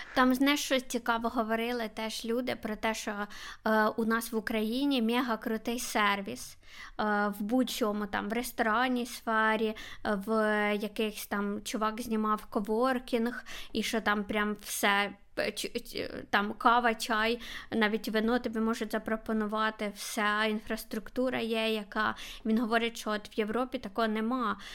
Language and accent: Ukrainian; Kharkiv, Kharkiv Oblast, Ukraine; я з Харкова.